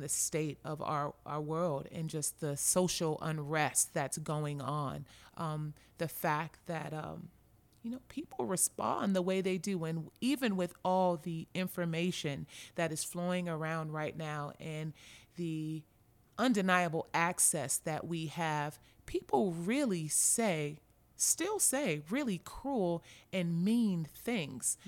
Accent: Los Angeles, California, United States; born or raised there; moved away as an adult

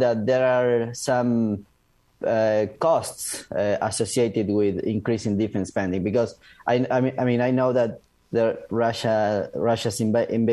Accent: Argentina; moved away; I am from Argentina

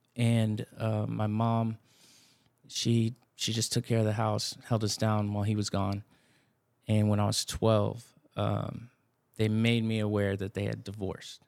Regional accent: Blanco, Texas, United States; now in San Antonio, United States; I grew up in Blanco, Texas, north

